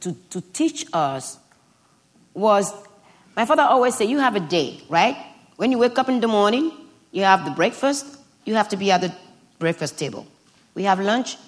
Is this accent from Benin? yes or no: yes; Benin; English is a second language; moved away; growing up in Benin